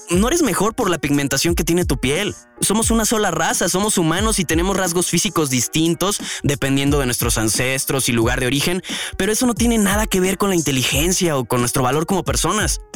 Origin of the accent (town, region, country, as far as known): Mexico